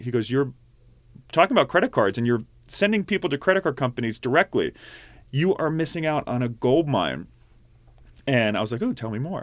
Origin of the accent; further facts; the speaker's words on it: outside of Philadelphia, Pennsylvania, United States; also born or lived in Pittsburgh; I grew up outside of Philly.